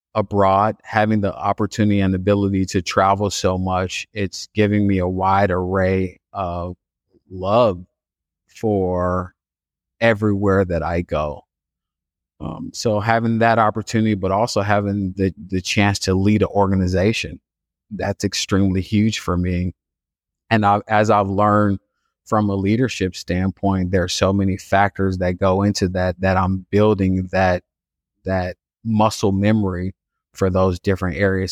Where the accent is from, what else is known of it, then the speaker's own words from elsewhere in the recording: Chicago, Illinois, United States; I grew up on the south side of Chicago in a neighborhood called Inglewood